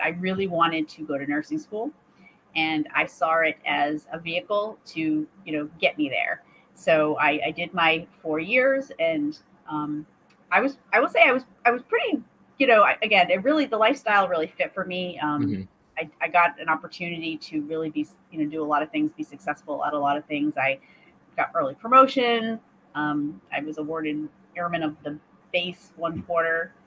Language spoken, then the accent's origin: English; Maine, United States; I'm from Maine originally, and so uh, grew up, born and raised in Maine